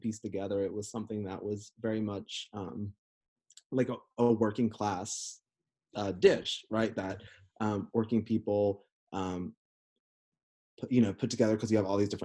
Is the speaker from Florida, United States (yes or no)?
yes; North Central Florida, United States; growing up as a queer person in the deep rural South of North Central Florida